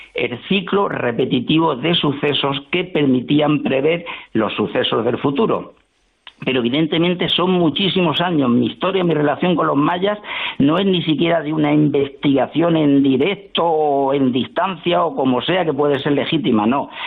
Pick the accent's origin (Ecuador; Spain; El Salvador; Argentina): Spain; como españoles que somos